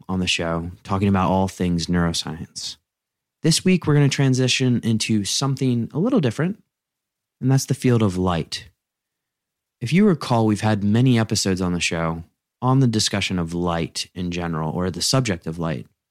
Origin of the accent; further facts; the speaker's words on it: United States; growing up in the United States